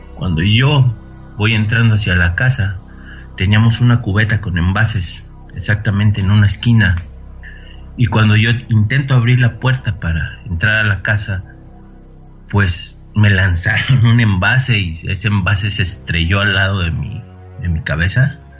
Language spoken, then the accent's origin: Spanish; Mexico City, Mexico; moved away as an adult; also born or lived in Monterrey, Nuevo León; yo soy originario de Ciudad de México